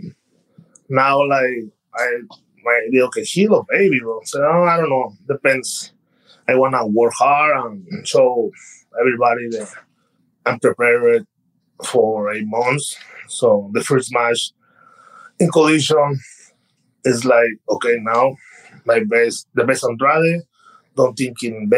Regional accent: Mexico; English is a second language; moved away as an adult; now in United States; I'm from Mexico

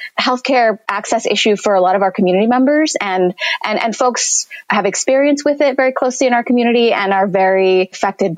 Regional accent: San Jose, California, United States; also born or lived in Mexico City, Mexico; I was born in Mexico City and I moved to California, to San Jose, California, specifically with my family when I was three

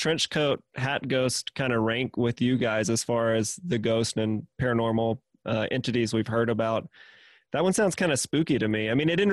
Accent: Mississippi, United States; I'm originally from Mississippi

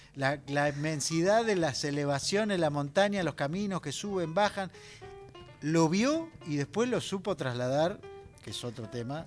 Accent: Buenos Aires Province, Argentina; soy bonaerense

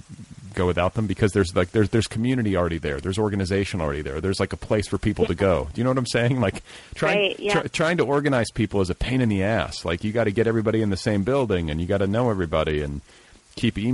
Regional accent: Indiana, United States; I'm from Indiana

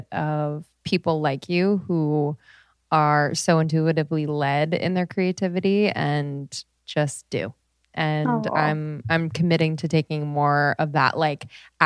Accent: United States

